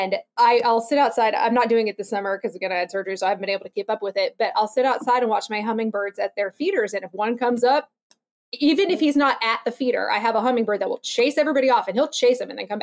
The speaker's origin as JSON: {"language": "English", "region": "Alaska", "country": "United States", "tie": "born or raised there", "said": "I grew up in Alaska, and we have ravens up there"}